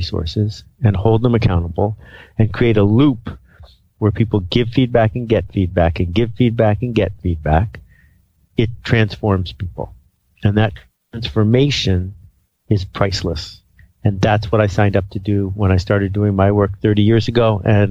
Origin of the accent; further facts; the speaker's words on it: Algonquin Park, Ontario, Canada; I mean, I grew up in Algonquin Park, about 100 miles from where you are right now.